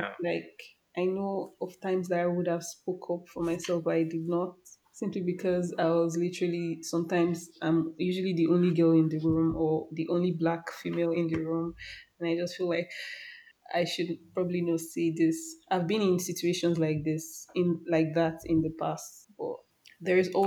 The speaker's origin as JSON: {"language": "English", "country": "Nigeria", "said": "as a Nigerian"}